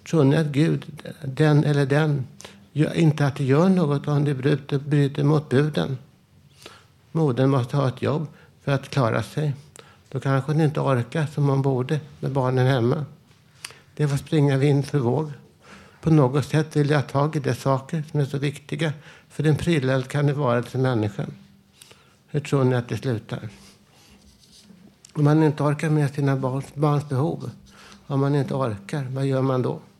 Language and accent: Swedish; Vällingby, Stockholm County, Sweden; Vad säger jag då själv, som den jag är, den jag var, där jag växte upp i för, förorten Vällingby på 1960-talet?